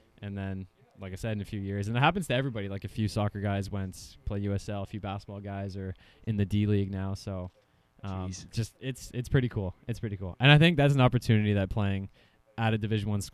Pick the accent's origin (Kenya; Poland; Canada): Canada; Ontario; growing up in Ontario